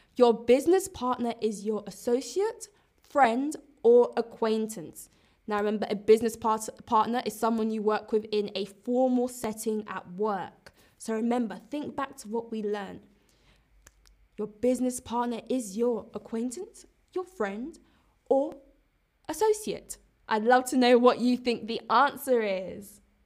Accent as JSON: {"language": "English", "region": "London", "country": "United Kingdom", "said": "I'm British, I'm from London"}